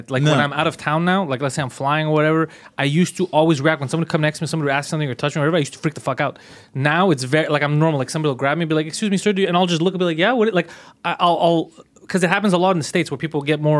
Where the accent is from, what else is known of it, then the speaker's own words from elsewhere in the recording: Montreal, Quebec, Canada; I was born and raised in Montreal.